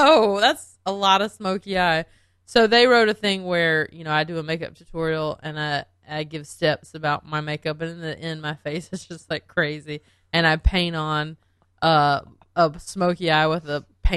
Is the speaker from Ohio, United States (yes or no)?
no; Belmont, North Carolina, United States; moved away; I'm from Belmont, but it's right by Charlotte